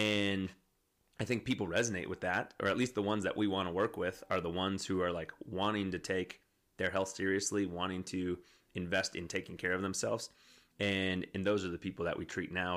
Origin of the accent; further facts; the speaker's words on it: Wisconsin, United States; now in Colorado, United States; I'm from Wisconsin